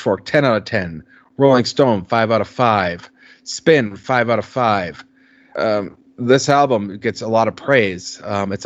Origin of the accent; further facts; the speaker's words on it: Minnesota, United States; moved away; when you leave Minnesota